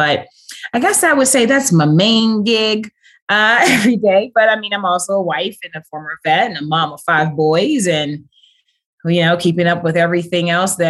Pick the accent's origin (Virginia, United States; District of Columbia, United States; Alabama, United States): District of Columbia, United States; Washington; Actually, it was a culture shock when I moved down to Georgia, moving from DC.